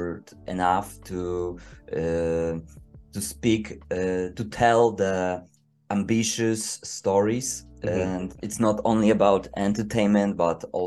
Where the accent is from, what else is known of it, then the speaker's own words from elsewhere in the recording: Poland; English is a second language; I'm a writer from Poland